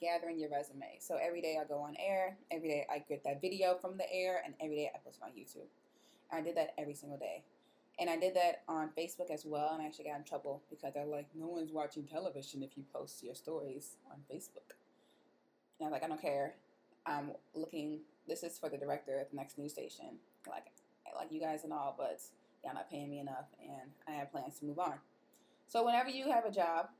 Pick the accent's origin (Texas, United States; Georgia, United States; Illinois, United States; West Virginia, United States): Illinois, United States; Chicago; I'm from Chicago